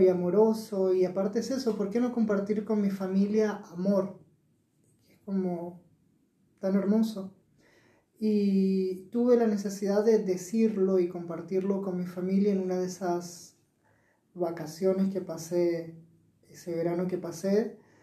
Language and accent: Spanish; Mendoza, Argentina; moved away as an adult; also born or lived in Buenos Aires; con 18 años me fui de acá, nací acá en Mendoza y me fui a Buenos Aires con una beca a estudiar